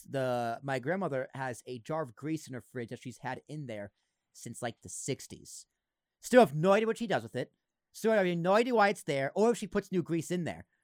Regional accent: Massachusetts, United States; Oh, you're from Mass? I, I grew up in Massachusetts.

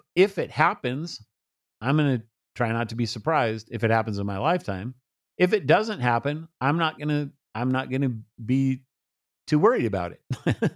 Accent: United States; I'm an American

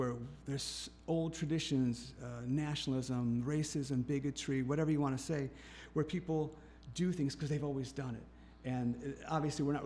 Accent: Flint, Michigan, United States; I'm from Flushing in Flint originally, born in Flint.

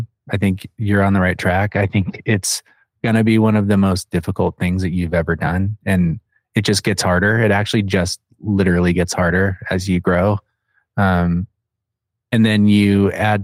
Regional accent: Phoenix, Arizona, United States; I'm from Phoenix, where everything's far away

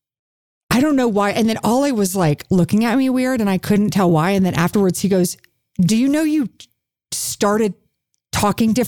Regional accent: Houston, Texas, United States; moved away; where'd you grow up? And I said, Houston

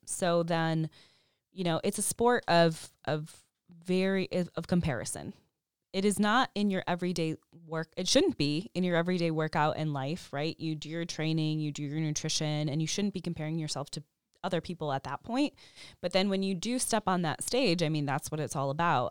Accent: Chicago, Illinois, United States; moved away as an adult; also born or lived in San Francisco; when I moved from San Francisco to Chicago, back to Chicago, I'm from here

